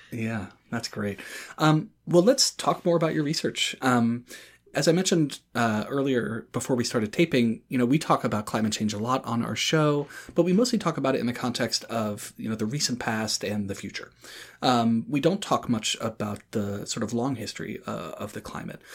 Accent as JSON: {"language": "English", "town": "Durham", "region": "North Carolina", "country": "United States", "tie": "born or raised there", "said": "my hometown of Durham, North Carolina"}